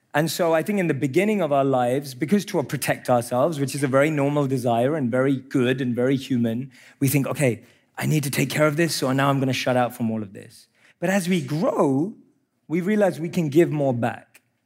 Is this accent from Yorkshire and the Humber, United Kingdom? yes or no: no; London, United Kingdom; I grew up in London